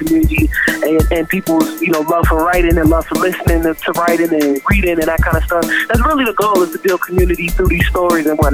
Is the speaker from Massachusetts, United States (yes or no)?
yes; Boston, Massachusetts, United States; I'm from Roxbury. That's all day, every day. So, Roxbury, yeah, Boston, Academy Homes, where I grew up, born and raised, BPS kid